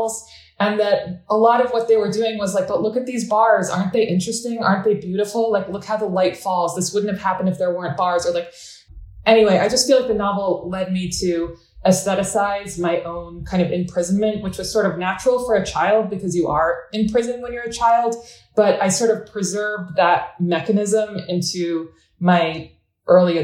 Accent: United States; also born or lived in Adana, Turkey; I was born here, but I spent every summer in Adana

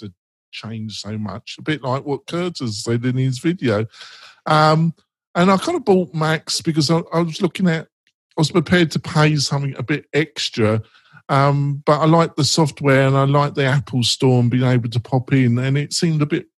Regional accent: England, United Kingdom

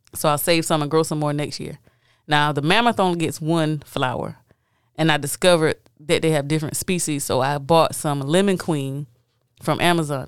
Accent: United States; me being African American

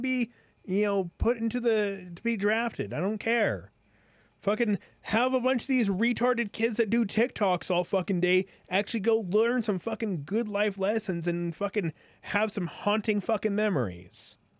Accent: United States; as an American

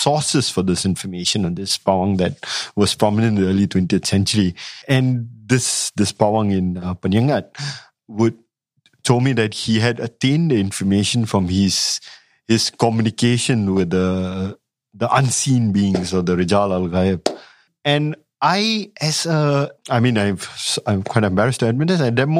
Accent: Malay Peninsula, Malaysia; also born or lived in Singapore; I grew up in the Malay Peninsula. I mean, I was born in Singapore.

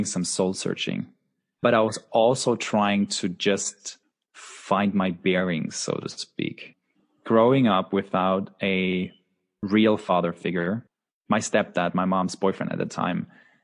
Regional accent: Husum, Schleswig-Holstein, Germany; I was born in the northernmost part of Germany, a town called Husum

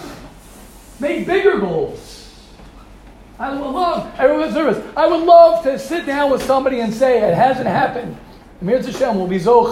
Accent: United States; I'm an American guy

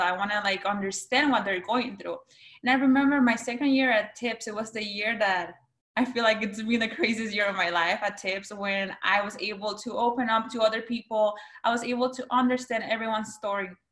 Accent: San Pedro Sula, Cortés, Honduras; first language Spanish; English is a second language; now in United States; I was born in San Pedro Sula, Honduras my first language is Spanish

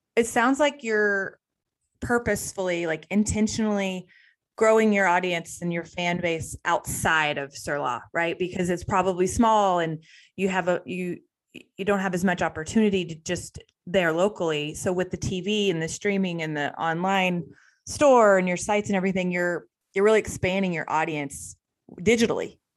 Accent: Texas, United States; us Texas people

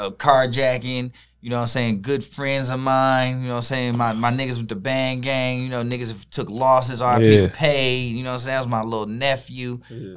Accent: Detroit, Michigan, United States; moved away as an adult; also born or lived in Texas; I'm from Detroit. We from Michigan. People die a lot. Loss is a big thing that we deal with up here.

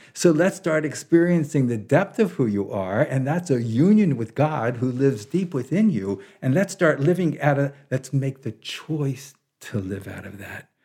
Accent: Baltimore, Maryland, United States; moved away as an adult; now in Big Sur, United States; I was born in Baltimore, Maryland in, uh, nineteen forty-nine

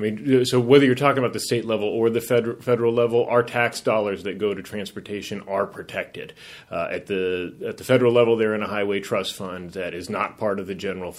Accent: Dallas, Texas, United States; also born or lived in Colorado; now in San Francisco, United States; Well, I'm sort of from all over. Grew up in Dallas, Texas, and Colorado. Went to college in New York at NYU, and spent my summers in San Francisco with my dad.

